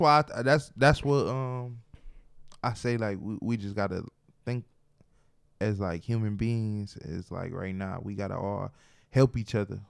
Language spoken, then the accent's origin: English; Detroit, Michigan, United States; I am from Detroit